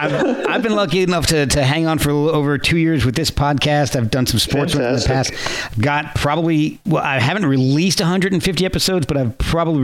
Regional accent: New Jersey, United States; you know, I grew up in New Jersey, so it brought back memories

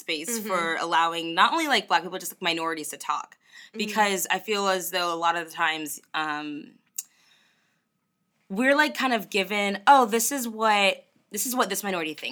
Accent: United States; I'm just from America

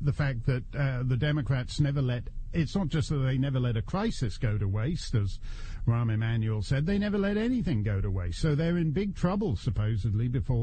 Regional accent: Canada; now in United States; a Canadian... who's way overstayed in the United States

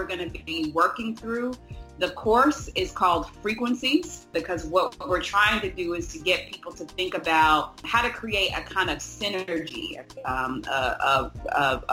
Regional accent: Little Rock, Arkansas, United States; now in Houston, United States; I grew up in Little Rock, Arkansas, but I've been in Houston for about 8 years now.

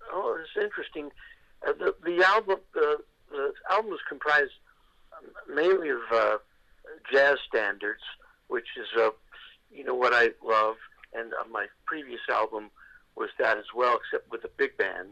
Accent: New York City, New York, United States; moved away; growing up in New York

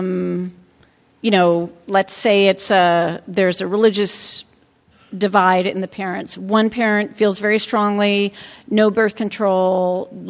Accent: Ithaca, New York, United States; In my hometown of Ithaca, New York

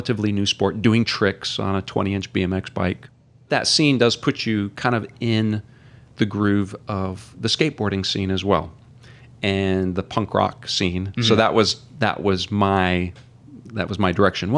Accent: Oregon, United States; moved away as an adult; also born or lived in Chicago, Illinois / Mount Carroll, Illinois; now in San Antonio, United States; I grew up in Oregon

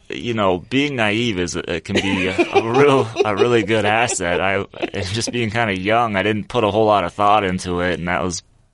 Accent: Topeka, Kansas, United States; moved away; I grew up in Topeka, Kansas.

